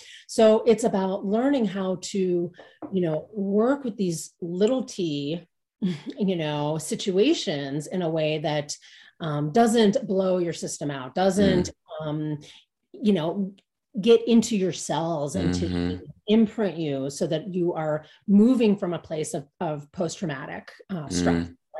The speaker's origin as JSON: {"language": "English", "town": "Cincinnati", "region": "Ohio", "country": "United States", "tie": "born or raised there", "moved": "yes", "lives_now": "Boulder, United States", "said": "I grew up in the Midwest too, but not. And where was that? Cincinnati."}